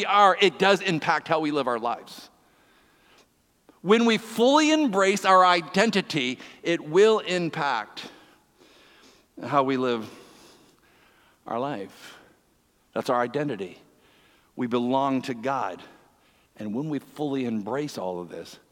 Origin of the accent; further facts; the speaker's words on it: East Coast, Atlantic Canada, Canada; now in Ontario, Canada; I'm from the East Coast